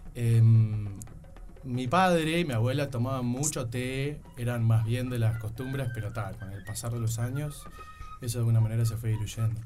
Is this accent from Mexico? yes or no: no; Montevideo, Uruguay; also born or lived in Young, Río Negro, Uruguay; Bien uruguayo, nacido y criado en Uruguay